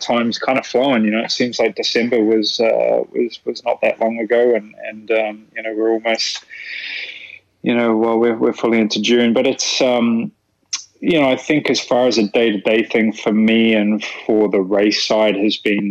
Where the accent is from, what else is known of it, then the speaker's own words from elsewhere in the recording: New Zealand; moved away; I'm from New Zealand